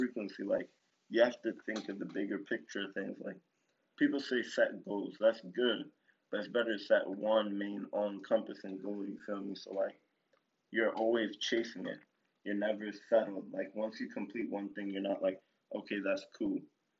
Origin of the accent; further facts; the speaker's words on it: Miami, Florida, United States; Like, I'm from Florida, dog. Like, I'm from Miami, dog.